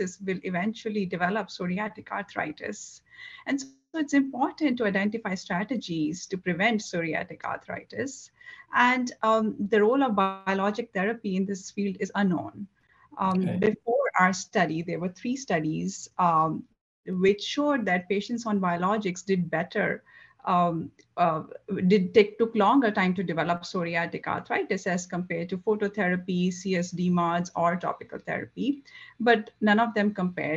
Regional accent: India; moved away as an adult; also born or lived in Nepal / Macon, Georgia / Philadelphia / New Orleans; now in Wisconsin, United States; I grew up in India, and I did my medical college from Nepal and residency in Macon, Georgia

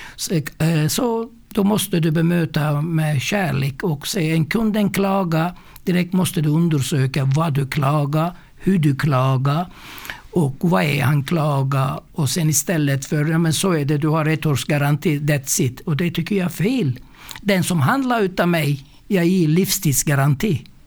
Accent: Mersin, Turkey; also born or lived in Stockholm; now in Värnamo, Sweden; Jag är född i södra Turkiet, en eh, ort som heter Mersin

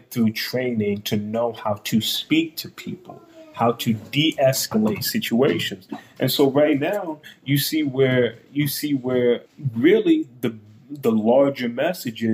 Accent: Washington, District of Columbia, United States; moved away as an adult; now in Columbus, United States; in Washington, D.C., in my hometown

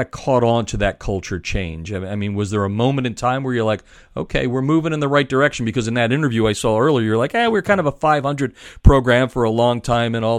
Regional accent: Pennsylvania, United States; Growing up in Pennsylvania, we know how to wrestle there

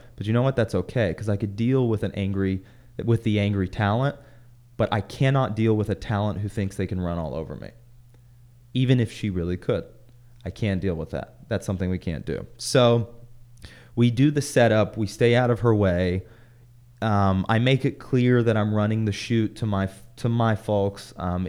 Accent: the South, United States; I came from the South. Everyone's manners, yes, sir, no, sir.

